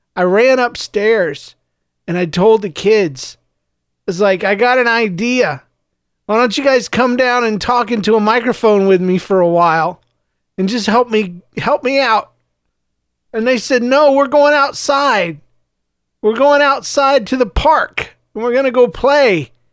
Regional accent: the South, United States; also born or lived in Saint Louis; now in St. Louis, United States; I was raised in the South and I was raised in a smaller town, s, a couple of smaller towns, actually

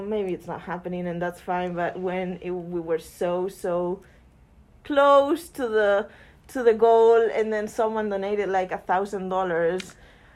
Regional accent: Spain; moved away as an adult; now in United States; I'm from Spain

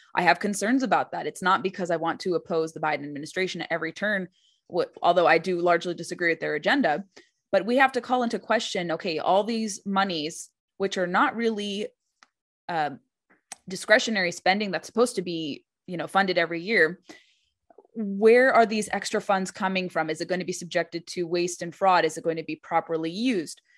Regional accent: California, United States; I remember growing up in California

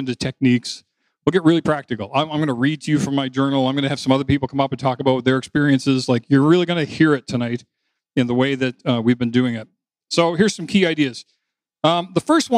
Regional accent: New Brunswick, Canada; moved away; also born or lived in Toronto; I was coming home from Toronto to my hometown in New Brunswick, where my parents had owned the house, and that's where I grew up

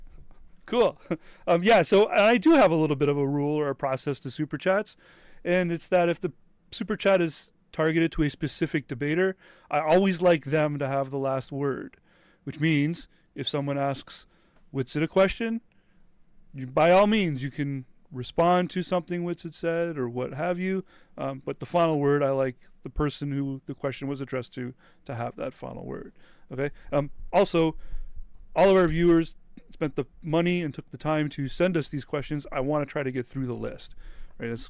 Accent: Canada; being Canadian

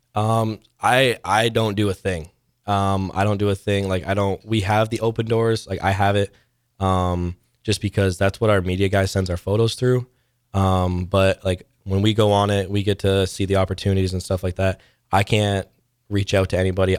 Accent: Canada; moved away as an adult; now in Nebraska, United States; there's a back company in my hometown.

